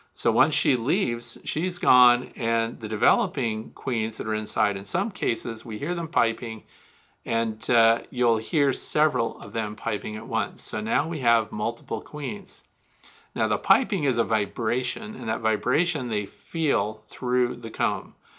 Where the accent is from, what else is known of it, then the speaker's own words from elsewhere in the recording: Kirkwood, Missouri, United States; Saint Louis, Missouri, my hometown. I'm actually from Kirkwood